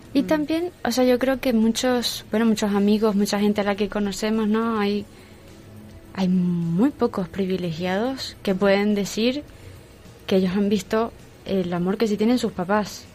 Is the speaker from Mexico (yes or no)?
no; Venezuela; now in Madrid, Spain; soy de Venezuela y ahora tengo 30 años